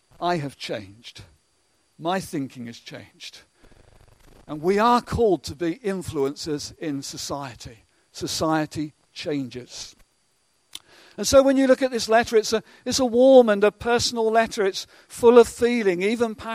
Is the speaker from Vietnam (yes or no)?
no; England, United Kingdom; we're so English at times